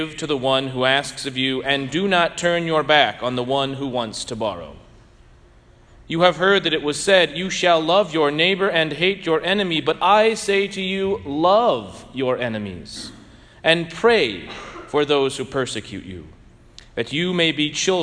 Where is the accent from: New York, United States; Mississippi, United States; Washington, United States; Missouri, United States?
Missouri, United States; St. Louis; now in Bloomington, United States; I grew up in St. Louis, so I'm a diehard Cardinal fan